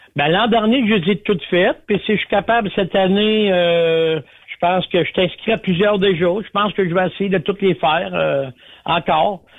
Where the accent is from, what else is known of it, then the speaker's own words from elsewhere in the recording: Quebec, Canada; chez nous, au Québec